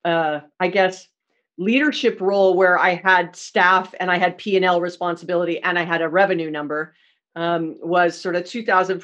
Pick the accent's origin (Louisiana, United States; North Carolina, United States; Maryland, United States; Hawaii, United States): Hawaii, United States; I'm from Hawaii, born and raised, and Sears was the only department store we had when I was a kid